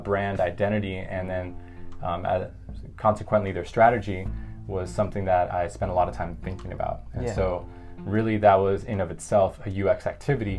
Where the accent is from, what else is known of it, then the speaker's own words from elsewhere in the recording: Miami, Florida, United States; also born or lived in Washington, D.C. / Shanghai, China; now in New York City, United States; originally I'm from Miami, lived in a couple other places such as DC, Shanghai, China, and now New York City, where I've been based for about 3 years now.